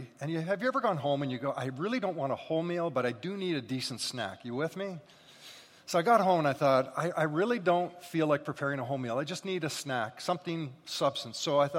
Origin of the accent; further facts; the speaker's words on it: Scotland, United Kingdom; So again, being Scottish and hungry, those two things are lethal together.